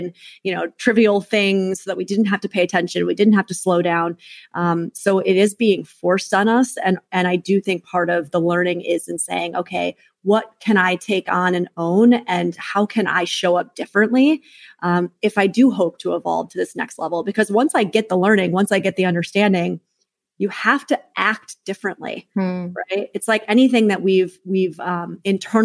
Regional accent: New York City, New York, United States; I'm a New Yorker

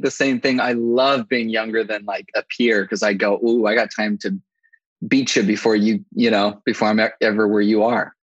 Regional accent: Los Angeles, California, United States; I'm 29 years old. I grew up in LA. So in the San Fernando Valley. Los Angeles's armpit.

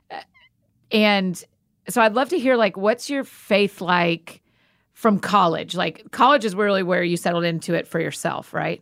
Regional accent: Atlanta, Georgia, United States; I grew up in Atlanta, so I was a Hawks fan

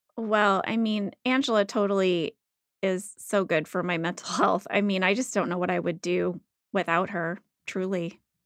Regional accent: Midwest, United States; moved away; I grew up in the Midwest.

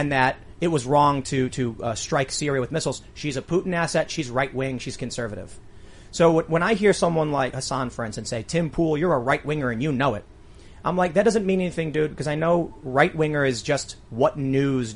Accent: Chicago, Illinois, United States; I grew up in Chicago.

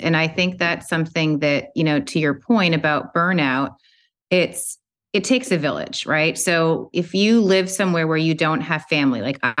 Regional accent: Canada; moved away; also born or lived in New York City; I grew up in Canada. I was living in New York City.

